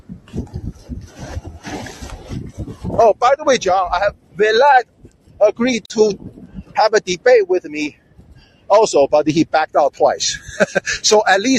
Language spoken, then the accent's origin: English; China; moved away; when I grew up in China, we are forced to read that boring Chairman Mao's little red book